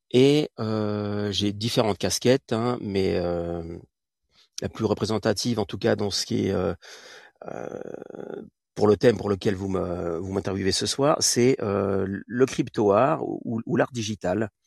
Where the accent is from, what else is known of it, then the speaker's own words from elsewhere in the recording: Catalonia, Spain; je viens aussi euh, d'Espagne, donc surtout sur, la côte vers Tarragone et, Barcelone.